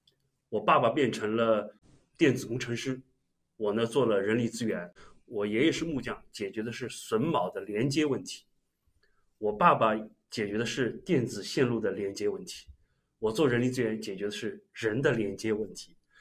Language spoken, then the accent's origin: Chinese; Jiangnan, China; 我们只有遇到北方人才知道我们是江南人，